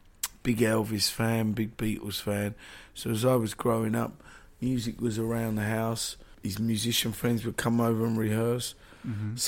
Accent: London, United Kingdom; also born or lived in Marland; I was born in Marland. Mm-hmm. Lived in North London, moved out of London.

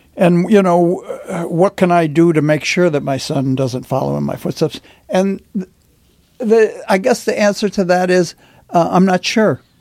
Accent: Detroit, Michigan, United States; as a boy growing up in Detroit

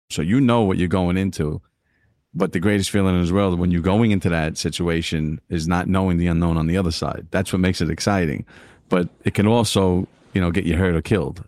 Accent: New York City, New York, United States; growing up in East New York, Brooklyn

